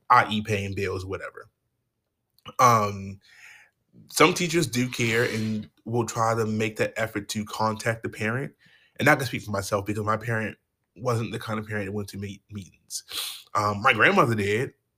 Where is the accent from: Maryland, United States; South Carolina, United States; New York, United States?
Maryland, United States; Baltimore; I'm from Baltimore